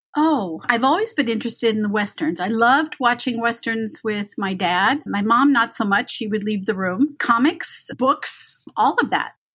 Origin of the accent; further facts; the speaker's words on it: Beverly Hills, California, United States; I grew up in Beverly Hills